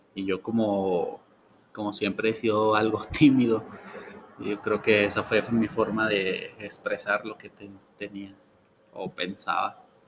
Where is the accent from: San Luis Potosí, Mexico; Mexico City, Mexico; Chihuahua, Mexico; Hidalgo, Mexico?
Chihuahua, Mexico; Ciudad Juárez; also born or lived in Gómez Palacio, Durango; Al año me trajeron mis papás para acá. Ah, pues, pues prácticamente, prácticamente soy de, de Juárez